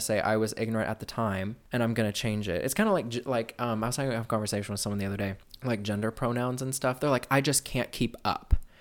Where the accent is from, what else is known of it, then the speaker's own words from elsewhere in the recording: Midwest, United States; growing up in the Midwest